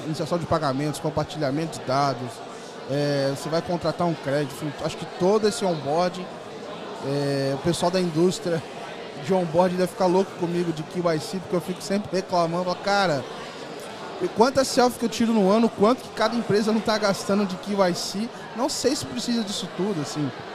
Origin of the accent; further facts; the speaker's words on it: interior of Rio de Janeiro, Brazil; moved away; decidi retornar é, a morar no Rio. Eu, eu, resolvi morar no interior, lá na minha cidade natal.